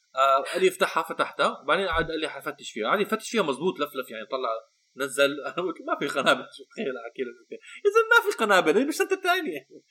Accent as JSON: {"language": "Arabic", "town": "Amman", "region": "Amman Governorate", "country": "Jordan", "tie": "born or raised there", "said": "انا عندي جواز امريكي ولكن بحياتي كلها مش عايش بامريكا طول حياتي ربيان بعمان"}